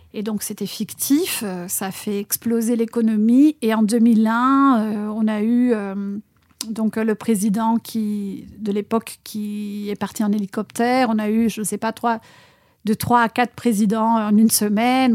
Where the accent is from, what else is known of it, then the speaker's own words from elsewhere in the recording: Argentina; French is a second language; moved away as an adult; now in France; mon pays natal, l'Argentine